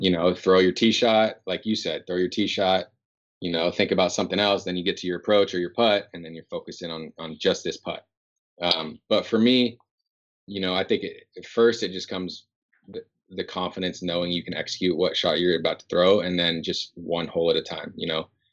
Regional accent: Northern California, United States; moved away as an adult; now in Seattle, United States; growing up in NorCal

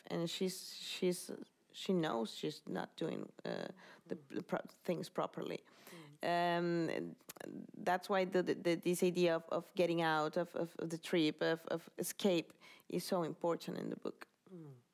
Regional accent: Caracas, Capital District, Venezuela; English is a second language; moved away as an adult; now in Madrid, Spain; I was born in Caracas

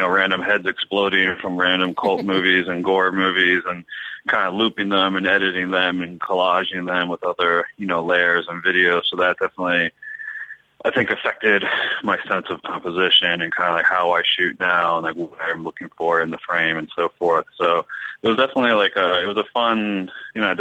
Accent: Northern Virginia, United States; moved away as an adult; also born or lived in New York / Philadelphia; now in Los Angeles, United States; I'm originally from Northern Virginia, like just outside of Washington D.C.

